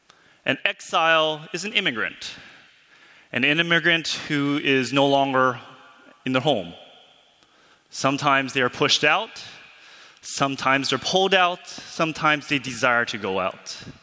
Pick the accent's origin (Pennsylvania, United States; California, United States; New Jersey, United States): California, United States; Alhambra; moved away as an adult; now in Edinburgh, United Kingdom; I live in Scotland. I teach in Scotland. I've lived there for 5 years. But I'm from Southern California. Southern California, part of Los Angeles County, known as Alhambra.